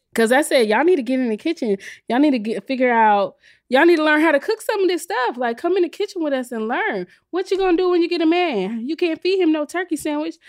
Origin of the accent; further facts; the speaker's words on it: South Carolina, United States; I'm from South Carolina